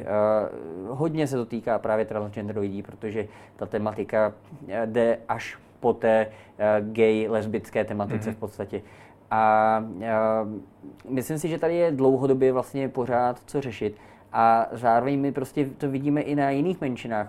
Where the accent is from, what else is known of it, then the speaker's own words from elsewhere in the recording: Prague, Czechia; já jakožto rodilý Pražák, který má k tomu městu velký intenzivní vztah